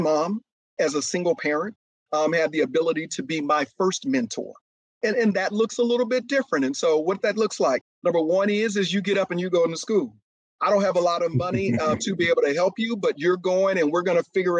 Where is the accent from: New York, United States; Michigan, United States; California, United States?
California, United States; Oakland; also born or lived in Waco, Texas; I was born in East Waco, Texas, and I grew up in East Oakland, California.